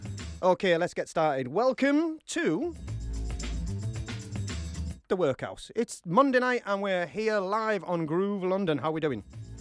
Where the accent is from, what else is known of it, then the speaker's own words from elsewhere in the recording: Australia; accent: Australian; my Australian accent